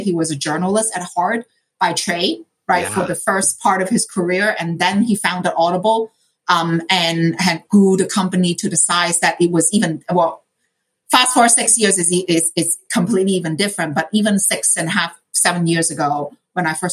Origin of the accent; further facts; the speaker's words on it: Hong Kong; moved away; I grew up in Hong Kong